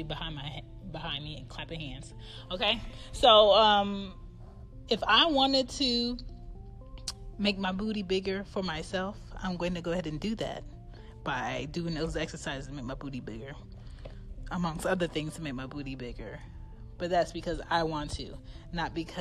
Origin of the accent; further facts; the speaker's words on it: United States; I was born in America